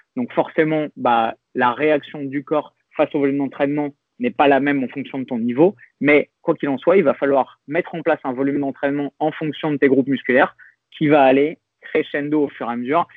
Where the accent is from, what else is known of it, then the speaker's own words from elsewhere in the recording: France; on est français